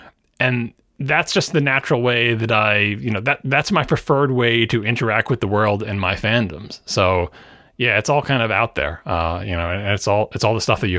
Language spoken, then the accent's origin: English; New York, United States; I am a New Yorker, after all.